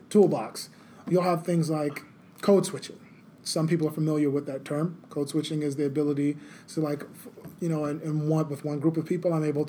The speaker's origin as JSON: {"language": "English", "region": "the South", "country": "United States", "said": "Like, for me, I'm from the South. They have this dialect. It's called Geechee Gullah."}